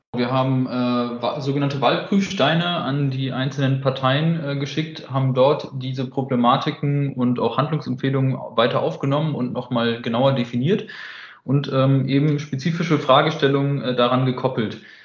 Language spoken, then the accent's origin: German; Hamburg, Germany; moved away as an adult; now in Hanover, Germany; 27 Jahre alt, gebürtiger Hamburger und äh, wohne jetzt seit einiger Zeit in Hannover